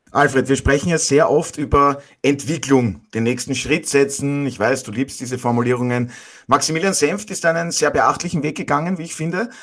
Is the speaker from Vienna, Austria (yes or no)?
no; Burgenland, Austria; ich als Burgenländer